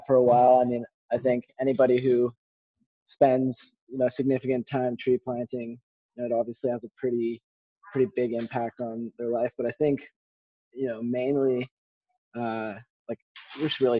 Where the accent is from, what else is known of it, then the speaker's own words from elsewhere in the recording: Ontario, Canada; I'm born and raised in Ontario